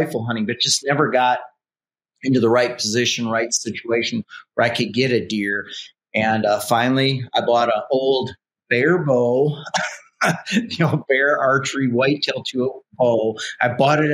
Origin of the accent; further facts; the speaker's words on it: eastern South Dakota, United States; I grew up in South Dakota, and South Dakota is a big hunting state. And it was in the eastern part of the state where I actually